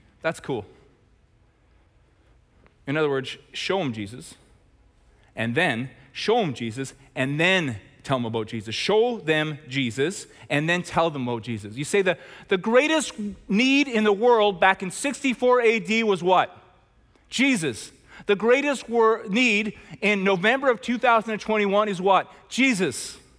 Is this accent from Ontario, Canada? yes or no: no; Chilliwack, British Columbia, Canada; I grew up in Chilliwack with 6 siblings as the middle child with 2 parents.